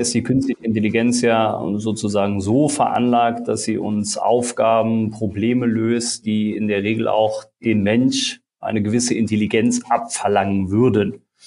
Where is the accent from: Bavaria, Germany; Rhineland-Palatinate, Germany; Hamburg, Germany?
Rhineland-Palatinate, Germany; Eisenschmitt; Ich komme äh, aus der Eifel, aus einem ganz kleinen Ort, Eisenschmidt